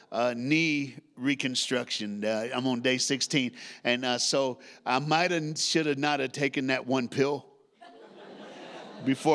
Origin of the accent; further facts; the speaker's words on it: Tennessee, United States; accent: Southern; moved away; I was born in a state called Tennessee. I grew up there, raised there, went to church there.